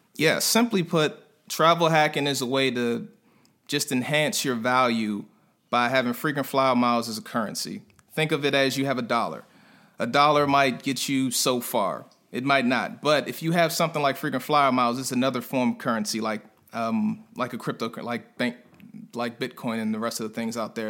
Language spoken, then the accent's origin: English; Prince George's County, Maryland, United States; moved away as an adult; also born or lived in North Carolina; I'm a guy from PG County, right outside of DC in Maryland